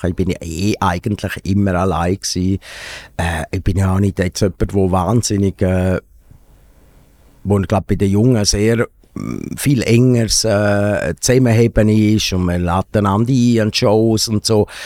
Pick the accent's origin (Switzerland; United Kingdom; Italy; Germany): Switzerland; Grisons; ich bin, wo ich aufgewachsen bin, so in der, also dort, wo wir gewohnt haben, in Graubünden, dort haben wir auch lange keine äh, Kabelfernsehen gehabt.